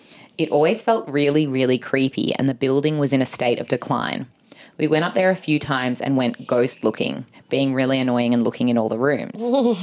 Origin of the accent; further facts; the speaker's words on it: Narrabri, New South Wales, Australia; Never, ever in my hometown of Narrabri.